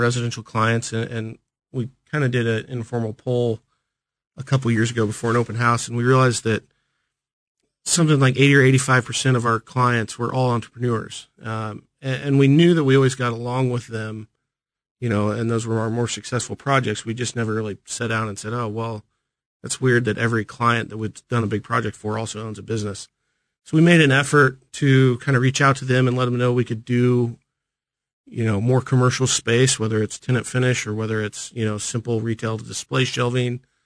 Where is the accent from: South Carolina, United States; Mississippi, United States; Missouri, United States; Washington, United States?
Missouri, United States; Smithville; also born or lived in Manhattan, Kansas; I grew up in Smithville, north